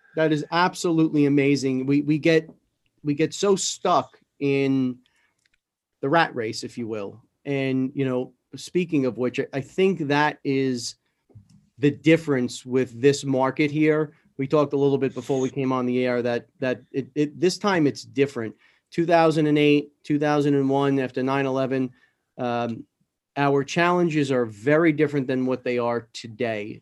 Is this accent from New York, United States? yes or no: yes; New York City, New York, United States; Growing up in New York and in, in the city, I was never an outdoors person